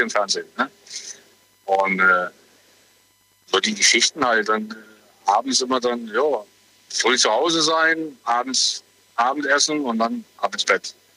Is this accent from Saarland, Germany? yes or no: yes; Sulzbach, Saarland, Germany; Ich komme aus Sulzbach, aus dem Saarland, also in der Nähe von Saarbrücken.